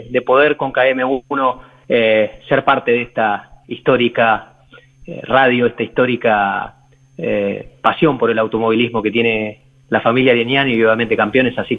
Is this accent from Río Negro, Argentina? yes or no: yes; Río Negro, Argentina; also born or lived in Córdoba, Argentina; Sí, he, vivido mucho en Córdoba, soy de, de, y Río Negro.